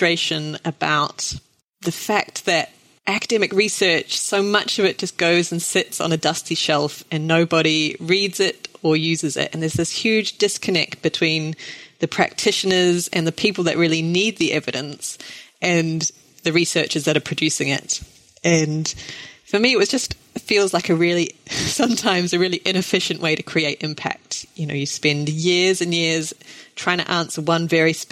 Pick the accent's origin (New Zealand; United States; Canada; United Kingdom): New Zealand; I grew up in New Zealand